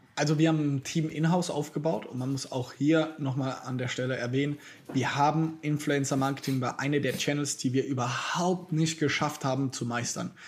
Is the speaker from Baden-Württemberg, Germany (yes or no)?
yes; Mannheim, Baden-Württemberg, Germany; bei uns in Mannheim, tatsächlich habe ich, wenn ich hier fertig bin, habe ich auch da einen Termin mit meinem besten Freund aus der Kindheit.